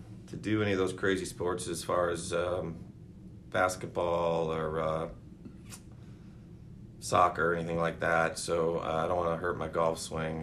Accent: Seattle, Washington, United States; also born or lived in Enumclaw; I was born in Seattle, at Swedish Hospital. Grew up in Magnolia, West Seattle area

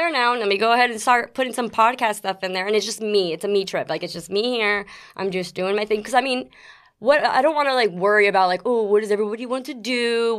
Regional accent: South River, New Jersey, United States; born or raised there; also born or lived in Queens, New York; now in Florida, United States

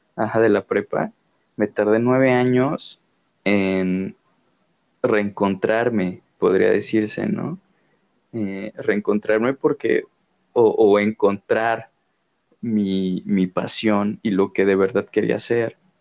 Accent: Mexico; mexicano de corazón, de alma

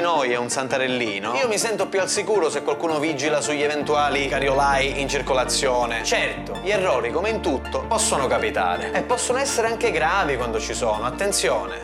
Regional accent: Sicily, Italy; Orgogliosamente veneto almeno il doppio di quanto io non sia orgogliosamente siciliano

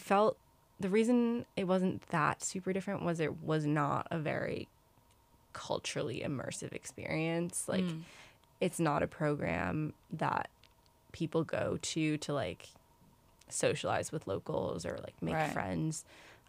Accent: New York, United States; I'm from New York, so I'm from a city

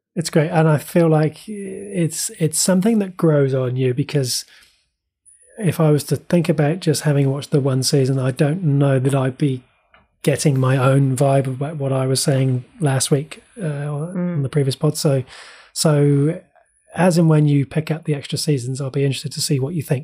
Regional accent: Bristol, South West England, United Kingdom; accent: Bristol; moved away as an adult; also born or lived in West Country; I was born in Bristol and lived in the West Country for nearly twenty years

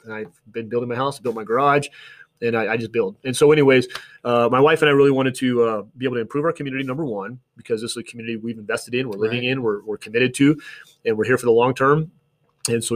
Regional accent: Flagstaff, Arizona, United States; I didn't grow up here. I grew up in Flagstaff

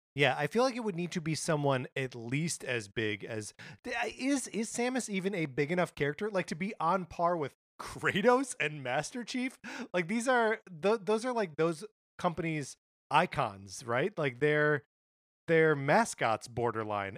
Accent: Wisconsin, United States; now in California, United States; my home state of Wisconsin

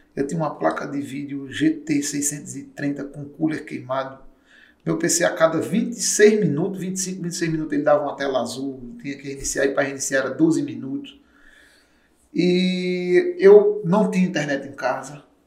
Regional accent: Soledade, Paraíba, Brazil; eu sou de Soledade, interior da Paraíba, 190 quilômetros aqui da capital

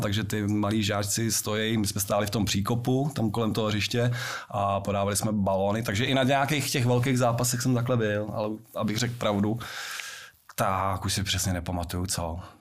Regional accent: Prague, Czechia; also born or lived in Liberec; u nás na Brandově

